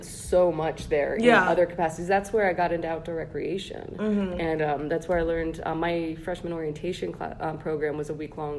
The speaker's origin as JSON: {"language": "English", "town": "Rockville", "region": "Maryland", "country": "United States", "tie": "born or raised there", "also_born_or_lived": "Washington, D.C. / Amherst, Massachusetts", "moved": "as an adult", "said": "I was born in Washington, D.C., and I grew up in Rockville, Maryland, and I went to high school there"}